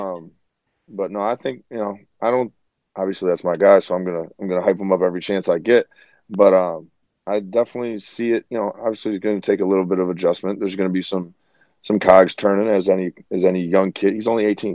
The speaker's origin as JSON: {"language": "English", "town": "Chicago", "region": "Illinois", "country": "United States", "said": "we're from the Chi"}